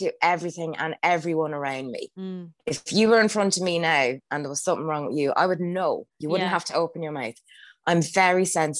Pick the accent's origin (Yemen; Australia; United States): Australia; I'm so Australian. That's so embarrassing.